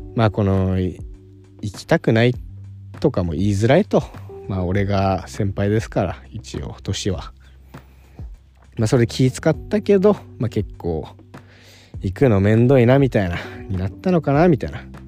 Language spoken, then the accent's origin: Japanese; Okinawa, Japan; now in Tokyo, Japan; 沖縄出身の